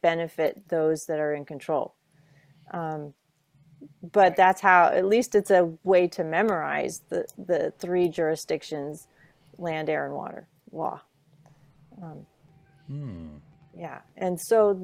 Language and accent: English; Mendocino County, California, United States; I'm from Mendocino County in California